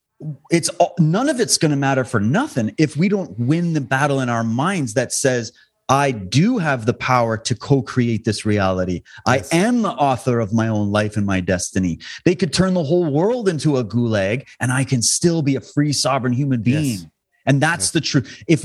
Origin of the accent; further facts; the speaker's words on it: Alberta, Canada; also born or lived in Ontario / Saskatchewan; I grew up in this country. Okay. I was born and raised in Alberta. Then I lived in Ontario and Saskatchewan.